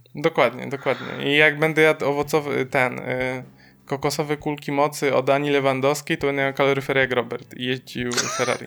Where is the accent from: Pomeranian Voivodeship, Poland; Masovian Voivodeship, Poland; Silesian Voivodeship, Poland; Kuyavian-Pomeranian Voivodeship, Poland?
Silesian Voivodeship, Poland; my jesteśmy ze Śląska